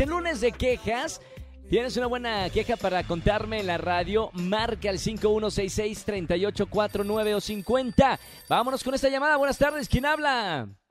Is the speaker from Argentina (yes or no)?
no; Monterrey, Nuevo León, Mexico